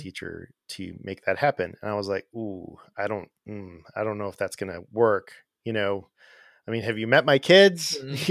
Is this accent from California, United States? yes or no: yes; Arcadia, California, United States; moved away as an adult; also born or lived in Pasadena, California / Sierra Madre, California / Azusa, California; now in Atlanta, United States; I grew up in Southern California in a town called Arcadia. That's where I grew up.